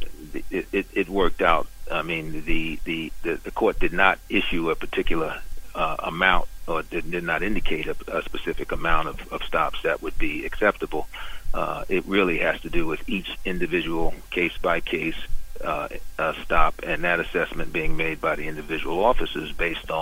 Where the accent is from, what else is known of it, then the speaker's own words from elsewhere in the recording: New York City, New York, United States; I grew up in Brooklyn in Bed-Stuy, Bedford-Stuyvesant